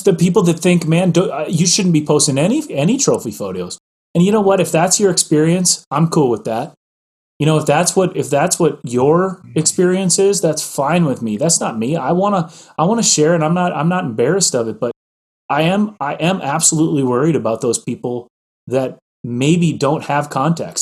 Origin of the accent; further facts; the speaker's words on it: Midwest, United States; I grew up in the Midwest